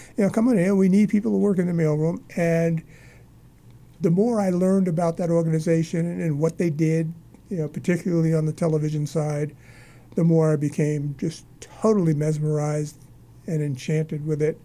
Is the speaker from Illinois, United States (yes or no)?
no; New York City, New York, United States; moved away as an adult; now in Massachusetts, United States; Born and raised in Harlem